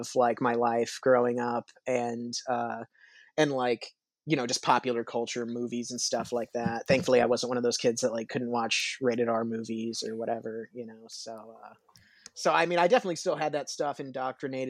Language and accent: English; Kansas City, Missouri, United States; I'm a Kansas City native. I've lived in Kansas City my whole life